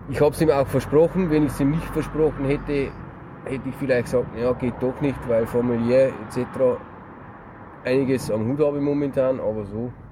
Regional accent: Bavaria, Germany; Er ist Bayer, ich bin Bayer.

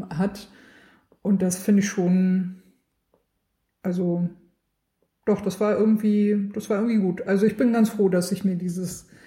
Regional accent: Swabia, Germany; born there; Ich bin da ein bisschen schwäbisch, also ich bin in Schwaben geboren.

